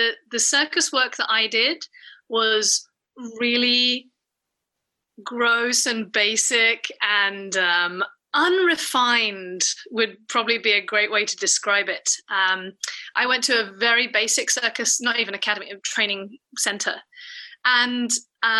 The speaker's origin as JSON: {"language": "English", "country": "United Kingdom", "said": "I'm British"}